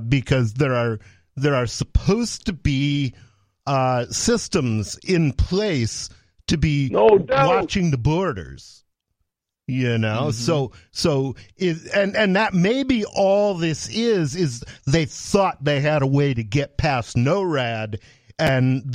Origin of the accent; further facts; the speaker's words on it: Jackson, Michigan, United States; now in New Hampshire, United States; I was born in Jackson, Michigan